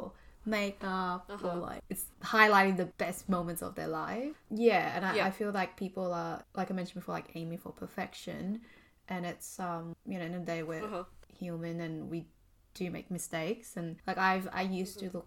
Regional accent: Australia; being Asian Australian

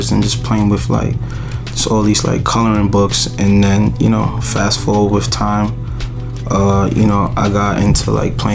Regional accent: New York City, New York, United States; also born or lived in Nigeria; I was born and raised in Brooklyn.

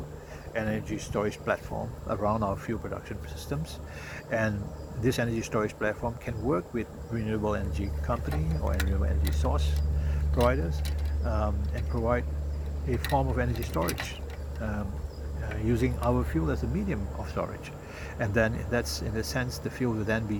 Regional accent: Singapore; being a Singaporean, we are a pragmatic lot.

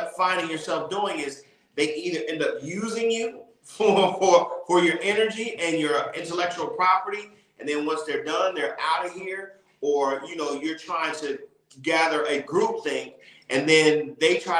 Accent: Columbus, Ohio, United States; I come from Columbus, you know what I'm saying, and a dancing culture.

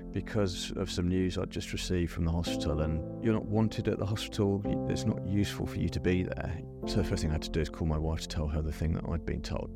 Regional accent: London, United Kingdom; growing up in South London

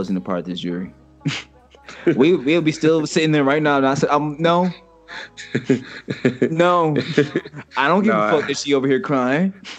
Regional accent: Chicago, Illinois, United States; I'll talk to her because I'm from Chicago.

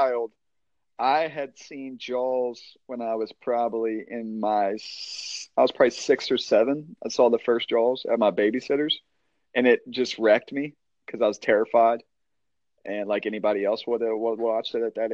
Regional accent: Dunbar, West Virginia, United States; we're from Dunbar, West Virginia

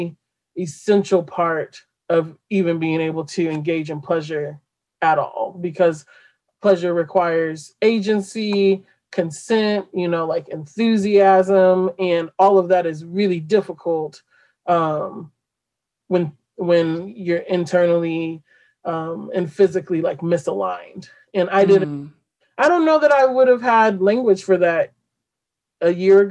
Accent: Midwest, United States; I didn't know how Midwestern I was

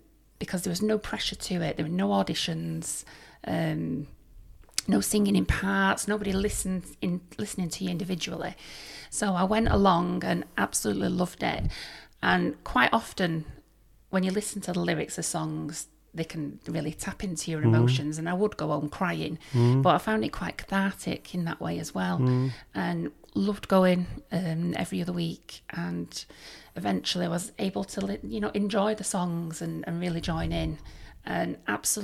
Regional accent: Oldham, North West England, United Kingdom; moved away as an adult; also born or lived in Nottinghamshire; I'm from Oldham. Moved down to Nottinghamshire, well, Derbyshire border, to live with my partner

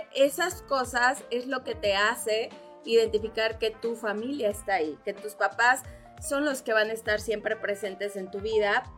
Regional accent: Cuernavaca, Morelos, Mexico; also born or lived in Mexico City; yo soy de la Ciudad de México, nací en la Ciudad de México, a muy, temprana edad, muy chica, nos venimos para Cuernavaca

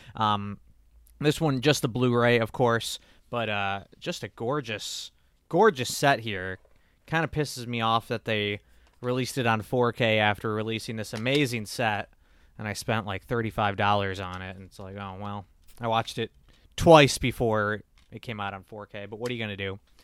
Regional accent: United States; us Americans

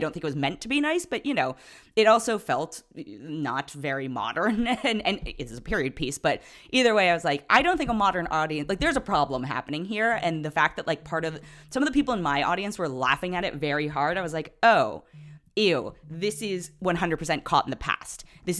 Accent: Oakland, California, United States; I always acknowledge I am from Oakland, and it hits very much authentically home to me

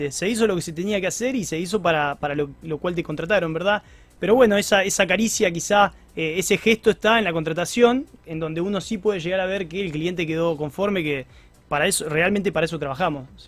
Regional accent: Rosario, Santa Fe, Argentina; si soy rosarino, soy de Newell's.

